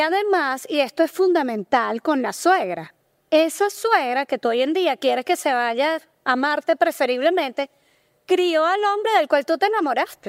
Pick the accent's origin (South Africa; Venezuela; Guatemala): Venezuela; nosotros somos venezolanos en Venezuela la cultura está muy marcada por lo religioso